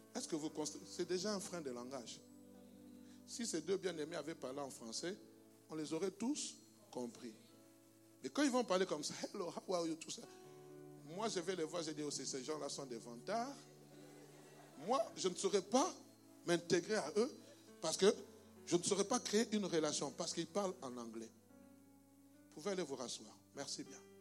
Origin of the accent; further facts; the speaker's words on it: DR Congo; also born or lived in Belgium; now in Brussels, Belgium; comme moi. Moi, je viens de la République démocratique du Congo, RDC